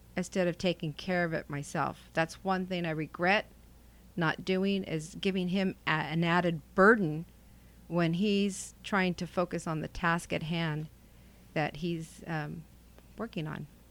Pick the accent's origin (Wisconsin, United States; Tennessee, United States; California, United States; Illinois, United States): California, United States; Selma; moved away as an adult; now in Clovis, United States; I'm from Selma, and that's where Station eighty-three was located. Come from a very close-knit, big, huge, loud family.